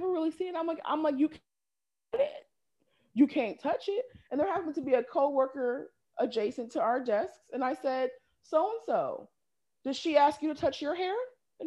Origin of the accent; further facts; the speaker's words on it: Pacific Northwest, United States; moved away; growing up in the Pacific Northwest, racism is very watered down